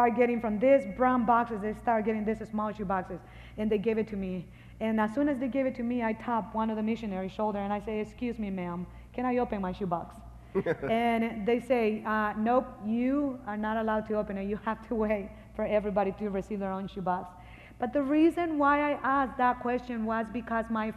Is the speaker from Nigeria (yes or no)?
no; Honduras; moved away; I'm original from Honduras. From the day that I was born until 2 years old, I grew up in 14 different orphanages.